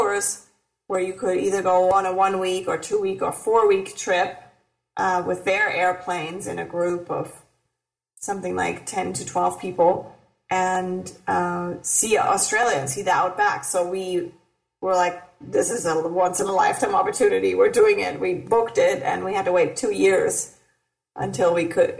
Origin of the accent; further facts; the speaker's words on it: Germany; moved away as an adult; now in Los Angeles, United States; I grew up in Germany